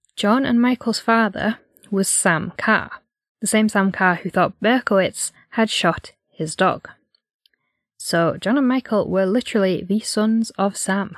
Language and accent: English; Yorkshire and the Humber, United Kingdom; we're from North Yorkshire